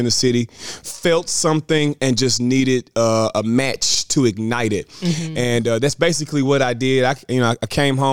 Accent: Memphis, Tennessee, United States; also born or lived in Tipton County, Tennessee; I'm 28 years old, born and raised in Memphis.

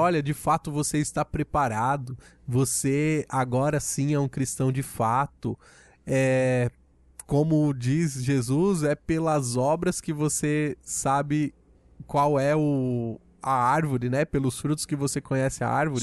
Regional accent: Brazil; nós, enquanto brasileiros

